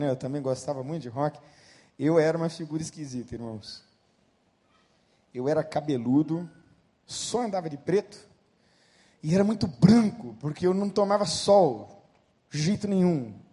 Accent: Santo André, São Paulo, Brazil; also born or lived in Bauru, São Paulo; eu tinha de 12 para 13 anos de idade, nós nos mudamos de Bauru, São Paulo, para o interior. Aliás, mudamos de Santo André, São Paulo, para o interior, em Bauru. E a mudança foi muito dura, foi muito difícil para mim.

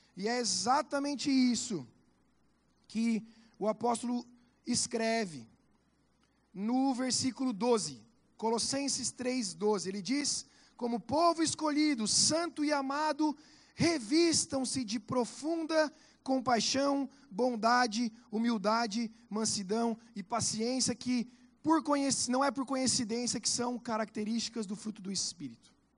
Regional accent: Santa Catarina, Brazil; now in Curitiba, Brazil; da onde eu venho, que sou de Santa Catarina, chama bergamota

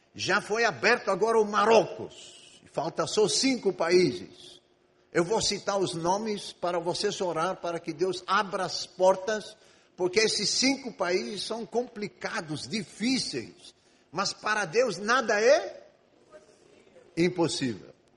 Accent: Egypt; moved away as an adult; Eu sou grego, mas eu nasci e vivi no Egito 18 anos

